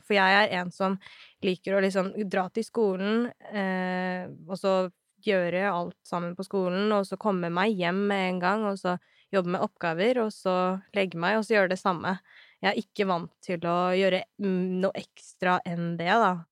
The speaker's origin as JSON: {"language": "Norwegian", "region": "Oslo", "country": "Norway", "tie": "born or raised there", "said": "jeg er født og oppvokst her i Oslo"}